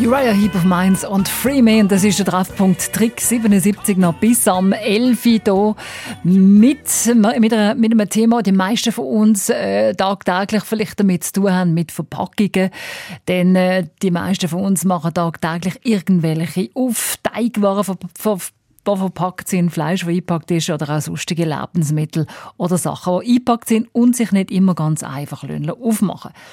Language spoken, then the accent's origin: German; Switzerland; bei uns in der Schweiz